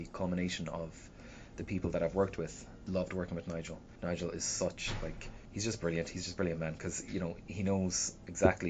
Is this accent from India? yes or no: no; Shannon, Munster, Ireland; now in Limerick, Ireland; I came from Shannon.